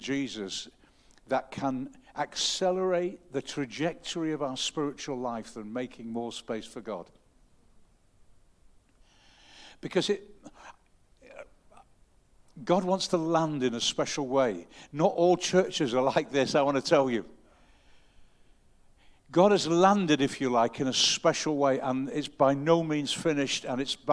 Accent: the North, the north of England, United Kingdom; I'm a Northerner and I don't show my emotions a great deal.

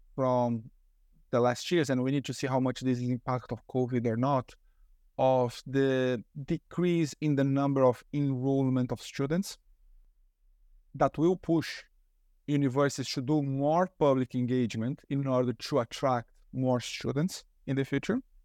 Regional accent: Brazil; moved away; I'm originally from Brazil

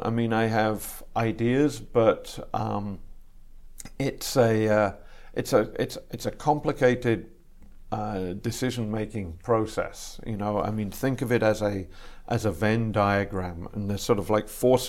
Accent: England, United Kingdom; also born or lived in Canada / Ireland; now in United States; I was born in Canada, mm-hmm. but both my parents were British, and we moved back to the UK, to England, when I was just a baby. And I grew up in England for the first half of my childhood and in Ireland for the second half of my childhood.

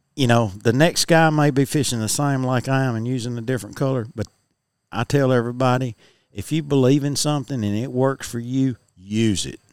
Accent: United States; I grew up fishing on Bear Creek, on the creek itself that feeds into Pickwick.

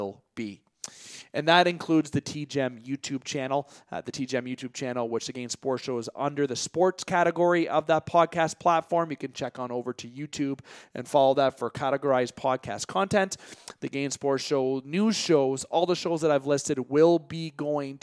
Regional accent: Canada; yours truly being a Canadian citizen

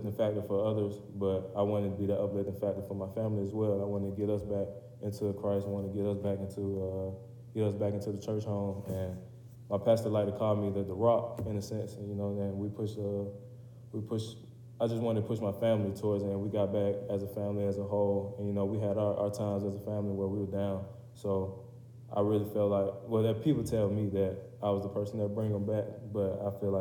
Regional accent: Riverdale, Georgia, United States; moved away as an adult; now in Kentucky, United States; I'm from Atlanta, Georgia. And if you're familiar with that area, then I'm from Clayton County. To be more specific, from Riverdale, Georgia.

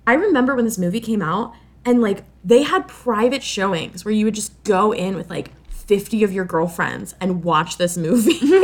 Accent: Florida, United States; I am from Florida

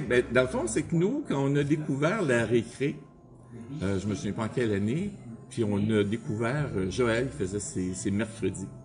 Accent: Montreal, Quebec, Canada; j'étais un gars de Montréal, dans le bout de, du métro Langelier

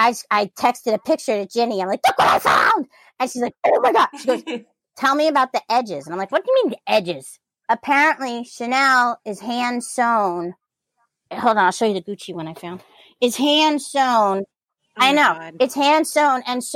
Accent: Tenleytown, District of Columbia, United States; So I grew up in Tenleytown, which is basically Chevy Chase.

